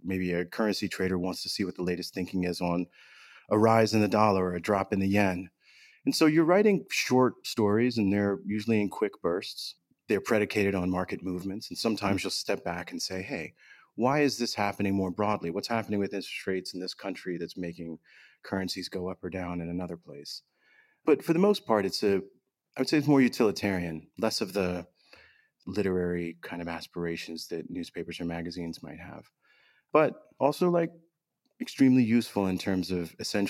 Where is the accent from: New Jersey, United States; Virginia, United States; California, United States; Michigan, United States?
Virginia, United States; Southern; My family's Pakistani. I was born in Southern Virginia, right on the border with North Carolina.